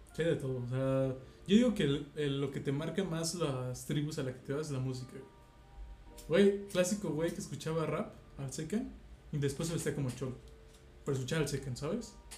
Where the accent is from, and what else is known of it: Mexico